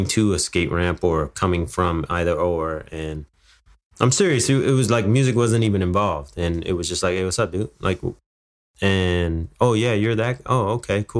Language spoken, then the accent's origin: English; New York, United States; moved away; also born or lived in Miami / Fullerton, California; I was born in New York, and then I lived in Miami for a couple of years, and then I moved to Fullerton, California in 1984